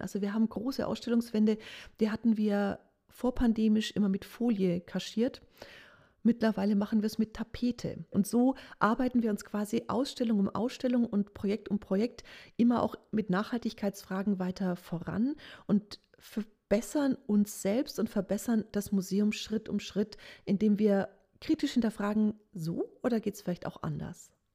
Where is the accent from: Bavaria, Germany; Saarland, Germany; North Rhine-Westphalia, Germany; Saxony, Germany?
Bavaria, Germany; Nuremberg; Ich bin auch Nürnbergerin